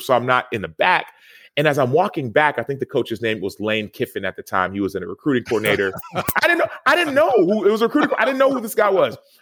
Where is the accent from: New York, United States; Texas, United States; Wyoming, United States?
Texas, United States; Dallas; I grew up in Dallas, Texas, and my parents are actually from Nigeria